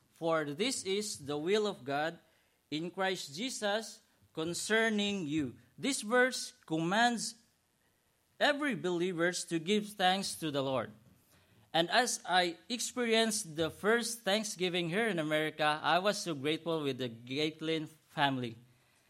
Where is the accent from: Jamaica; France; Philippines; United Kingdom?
Philippines; moved away as an adult; now in United States; I was from Philippines to Hong Kong, then Hong Kong to Dallas, then Dallas to Houston.